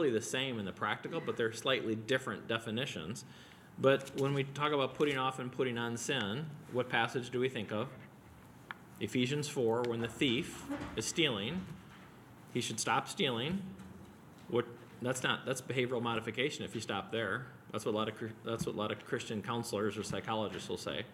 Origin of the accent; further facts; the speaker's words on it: Wheaton, Illinois, United States; I grew up near Wheaton College in the 70s and went to all their basketball camps